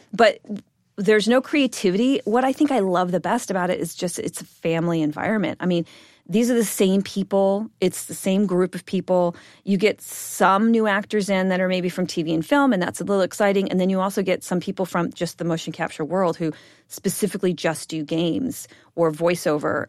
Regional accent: Bellevue, Washington, United States; I grew up in Bellevue, Washington, which is a suburb of Seattle

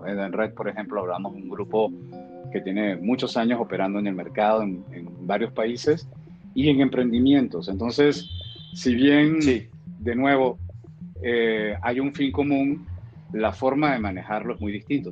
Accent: Venezuela; yo que, que soy venezolano

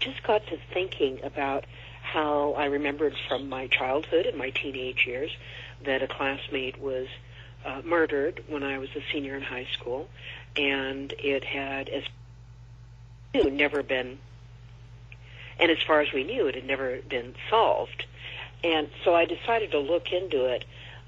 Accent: Corvallis, Oregon, United States; moved away; I have always gone back to my hometown over the years because my parents were still there for many years

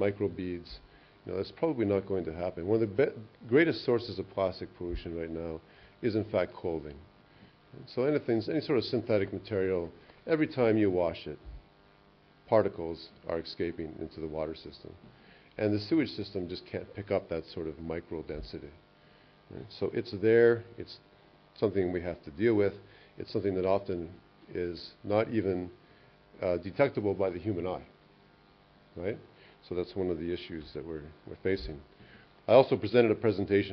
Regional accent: Canada; I'm from Canada

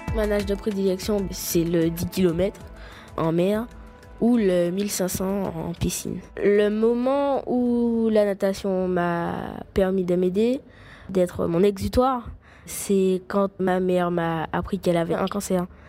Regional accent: Martinique; Je suis de la Martinique, une petite île française de la Caraïbe

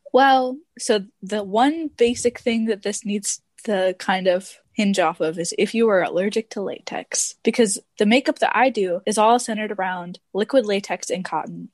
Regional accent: Detroit, Michigan, United States; now in Texas, United States; I'm actually from Detroit, but I'm living in Texas

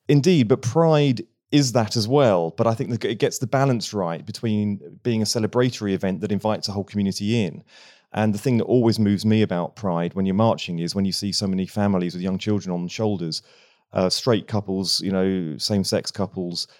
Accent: Bognor Regis, South East England, United Kingdom; moved away; I grew up in Bognor Regis

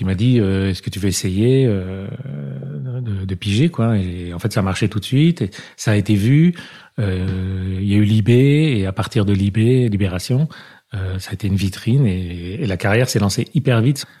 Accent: Paris, Île-de-France, France; on habitait dans le 5e arrondissement, dans une euh, cité euh, HLM, mais un peu chic

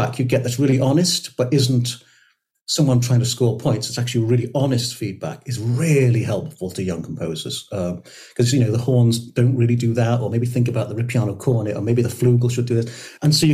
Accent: St Asaph, Wales, United Kingdom; I grew up in North Wales, as you can imagine, with brass bands and male voice choirs and the Steddfod

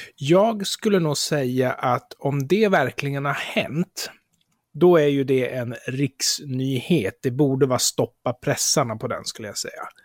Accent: Närke, Örebro County, Sweden; då får du kalla mig för närking

